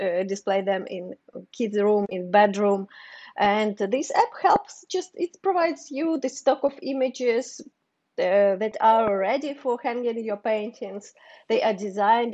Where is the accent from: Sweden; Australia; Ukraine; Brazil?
Ukraine; English is a second language; moved away as an adult; also born or lived in Kyiv; now in New York City, United States; I'm from Ukraine.